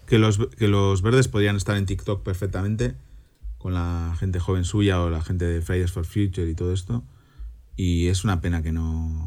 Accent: Santoña, Cantabria, Spain; now in Germany; estoy volando camino a mi pueblo, a Santoña, donde el viernes que viene, a esta hora, a la hora de comer, estaré comiendo anchoas y bocartes rebozados que va a preparar mi madre.

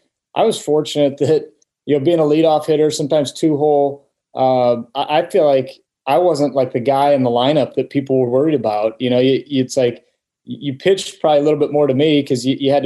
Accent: Omaha, Nebraska, United States; growing up in Omaha

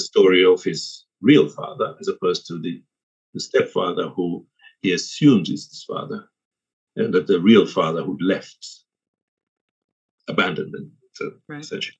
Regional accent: Zanzibar, Tanzania; now in England; I'll say Zanzibar without hesitation. Zanzibar's okay. Home

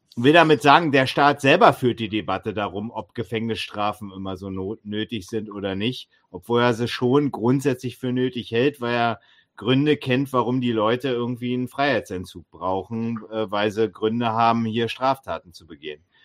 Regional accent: East Germany, Germany; Immerhin bin ich da in dieser DDR geboren und habe 14 Jahre in ihr gelebt

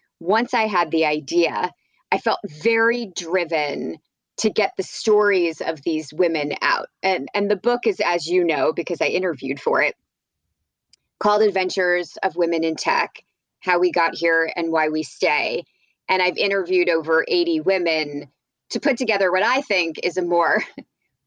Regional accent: New Brunswick, New Jersey, United States; moved away; I grew up in New Jersey

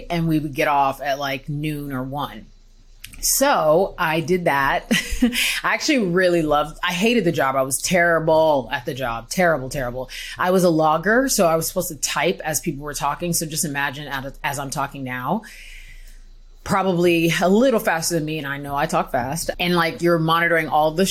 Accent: Houston, Texas, United States; moved away as an adult; also born or lived in Missouri / Australia; I'm from Houston, Texas. I'm from Houston

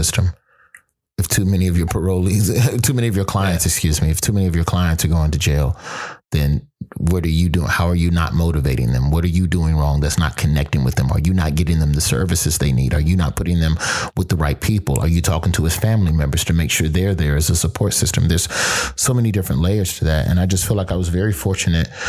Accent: Birmingham, Alabama, United States; moved away; also born or lived in Florida; growing up in Birmingham

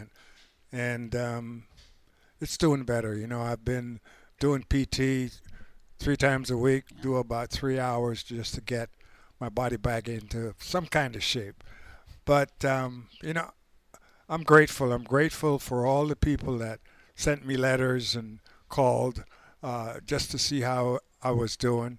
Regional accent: Panama; moved away; growing up in Panama at age 6

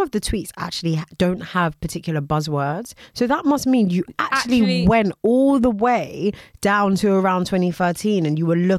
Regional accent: United Kingdom; we're British

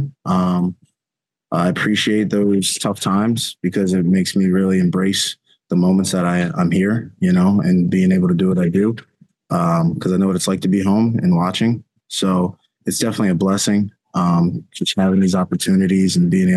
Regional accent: Philadelphia, Pennsylvania, United States; moved away; growing up in Philly

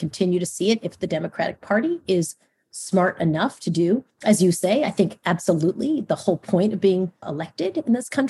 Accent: Long Island, New York, United States; But I grew up in Long Island.

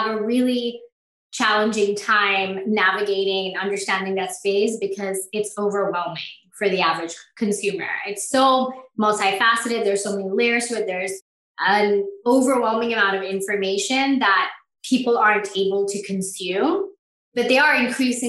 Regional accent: Bangladesh; moved away; I'm originally from Bangladesh

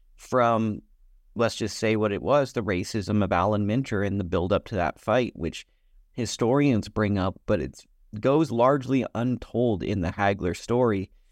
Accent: United States; I'm an American

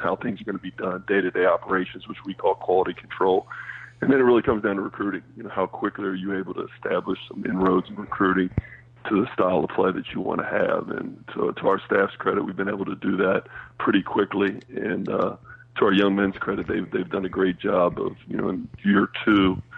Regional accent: Kentucky, United States; I'm from Kentucky

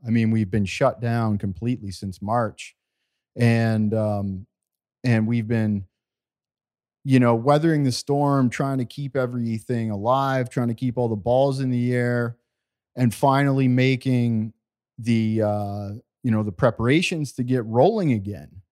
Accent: Walkerton, Ontario, Canada; we grew up in Canada in a small community called Walkerton, Ontario

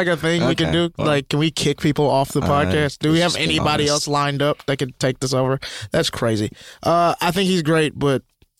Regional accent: the South, United States; I'm from the South as well.

